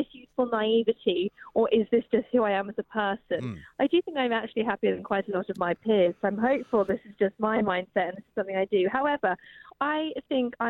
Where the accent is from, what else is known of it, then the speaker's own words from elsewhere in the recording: United Kingdom; Brits are so funny because we do complain a lot